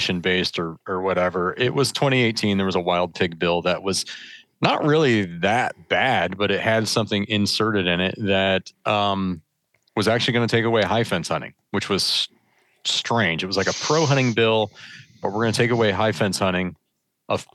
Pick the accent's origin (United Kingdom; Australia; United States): United States; Michigan; I grew up in Michigan